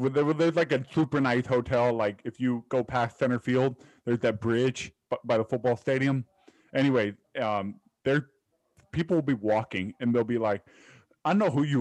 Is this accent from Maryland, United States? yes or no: no; Miami, Florida, United States; I'm a hurricane. I'm from I'm from Miami.